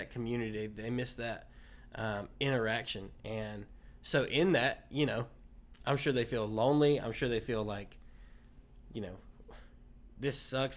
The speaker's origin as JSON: {"language": "English", "town": "Wilson", "country": "United States", "tie": "born or raised there", "said": "this is my hometown, so, you know, a, all the baggage that comes with growing up in Wilson"}